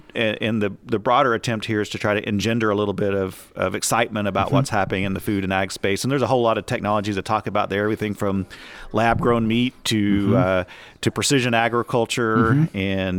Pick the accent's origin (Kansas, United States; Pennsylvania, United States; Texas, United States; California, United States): Texas, United States; also born or lived in Oklahoma; I grew up in the Texas Panhandle and spent the last 13 years in Oklahoma.